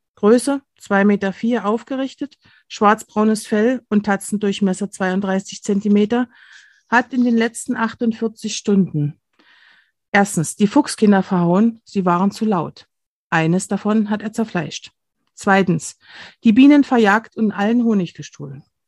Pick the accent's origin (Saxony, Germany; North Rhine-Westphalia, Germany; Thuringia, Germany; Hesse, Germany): Saxony, Germany; near Kamenz; ich stamme aus der Nähe von, von Kamenz, das ist hier sieben Kilometer entfernt